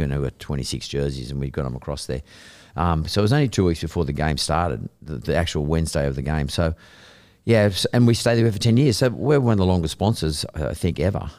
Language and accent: English; Sydney, New South Wales, Australia; also born or lived in Bondi, Sydney; I grew up in Punch Bowl. We went to school in Lakemba